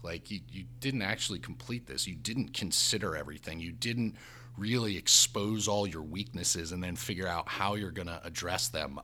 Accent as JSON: {"language": "English", "region": "New Jersey", "country": "United States", "also_born_or_lived": "South Bend, Indiana", "said": "I'm from New Jersey, God's country number one."}